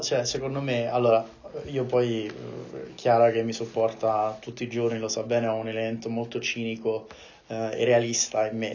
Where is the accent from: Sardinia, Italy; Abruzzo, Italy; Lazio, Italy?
Lazio, Italy; Rome; io essendo romano